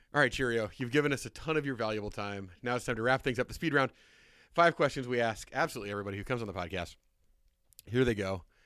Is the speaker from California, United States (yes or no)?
no; Indiana, United States; I'm from Indiana